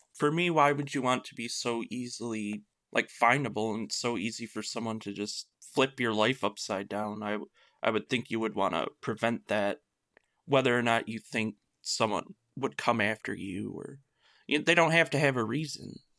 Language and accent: English; Michigan, United States; I am from Michigan